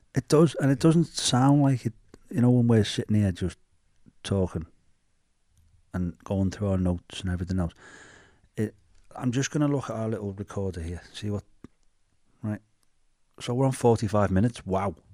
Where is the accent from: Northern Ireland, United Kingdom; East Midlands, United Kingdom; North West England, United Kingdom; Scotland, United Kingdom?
North West England, United Kingdom; Bootle; accent: Scouse; we're from Bootle.